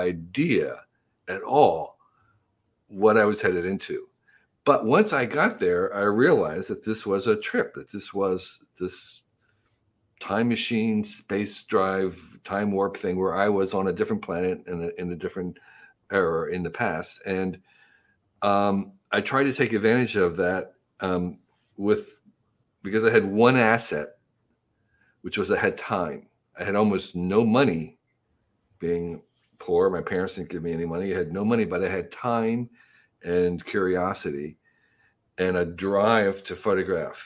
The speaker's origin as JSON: {"language": "English", "region": "New Jersey", "country": "United States", "tie": "born or raised there", "said": "where I grew up in New Jersey, in the 1950s and 60s"}